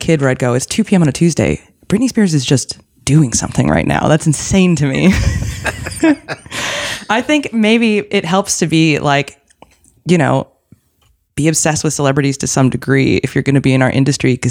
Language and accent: English; East Coast, United States; now in Los Angeles, United States; I am the kid from the East Coast